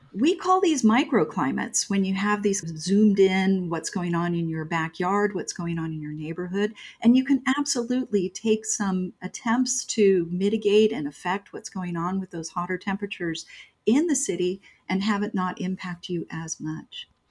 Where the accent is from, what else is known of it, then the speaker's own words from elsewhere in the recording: Mesa, Arizona, United States; also born or lived in Scottsdale; I'm born and raised here in Arizona, and I grew up in Mesa and Scottsdale